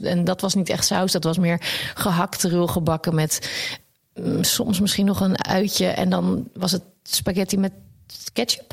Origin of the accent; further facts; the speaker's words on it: Wassenaar, South Holland, Netherlands; also born or lived in The Hague; daar ben ik naar de eh, Wassenaar verhuisd met hun. En eh, nog daar gewoond en ook op school gezeten